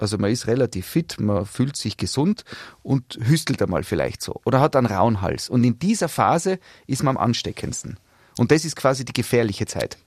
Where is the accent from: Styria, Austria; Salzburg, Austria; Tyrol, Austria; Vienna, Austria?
Tyrol, Austria; bei uns in Tirol